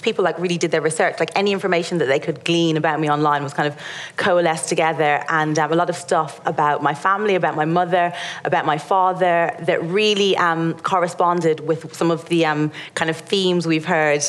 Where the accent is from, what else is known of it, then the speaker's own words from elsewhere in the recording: Ireland; being Irish and not being white